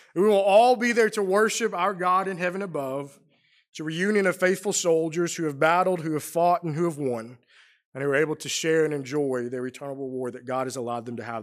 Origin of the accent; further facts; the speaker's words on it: St. Louis, Missouri, United States; moved away as an adult; also born or lived in Middle Tennessee; now in Roanoke, United States; I grew up in Saint Louis